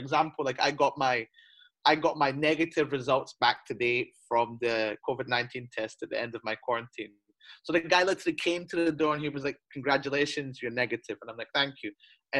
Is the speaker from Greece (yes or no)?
no; United Kingdom; now in China; I'm British, but I'm entitled to nothing because I work and live in China.